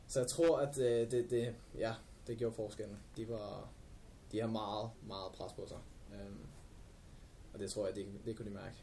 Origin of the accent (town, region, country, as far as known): Albertslund, Capital Region of Denmark, Denmark